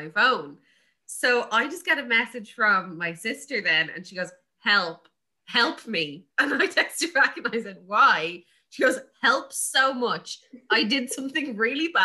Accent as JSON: {"language": "English", "country": "Ireland", "said": "two Irish girls"}